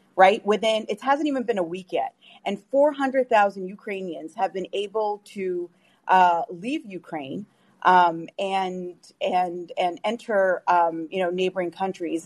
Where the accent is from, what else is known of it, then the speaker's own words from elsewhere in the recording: Canada; now in United States; I'm also Canadian